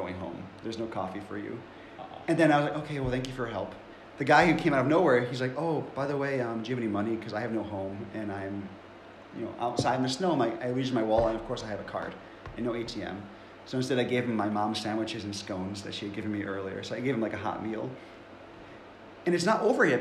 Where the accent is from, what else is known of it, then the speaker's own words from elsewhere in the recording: Cleveland, Ohio, United States; moved away as an adult; also born or lived in Buffalo, New York; And I grew up in Cleveland